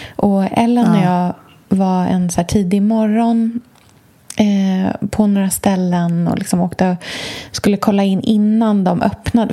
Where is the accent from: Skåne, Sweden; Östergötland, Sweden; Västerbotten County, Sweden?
Östergötland, Sweden; moved away; på landet i Östergötland, där jag kommer ifrån.